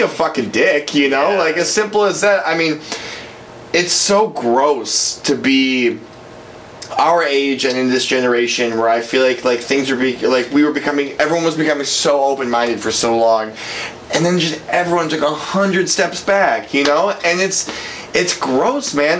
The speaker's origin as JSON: {"language": "English", "town": "Brookfield", "country": "United States", "tie": "born or raised there", "said": "growing up in Brookfield"}